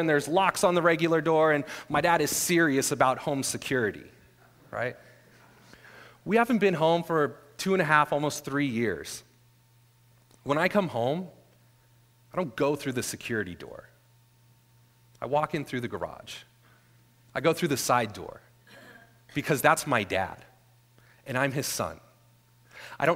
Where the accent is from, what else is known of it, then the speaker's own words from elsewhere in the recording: Northern California, United States; moved away; I'm originally from Northern California